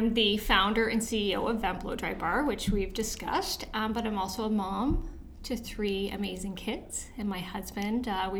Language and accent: English; Toronto, Ontario, Canada; I actually moved around a lot, but for the most part, Scarborough and North York.